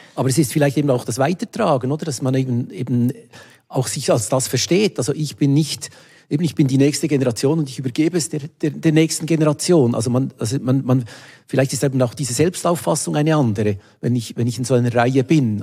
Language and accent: German; Wabern, Bern, Switzerland; moved away as an adult; now in Basel, Switzerland; ich bin in Waben aufgewachsen bei Bern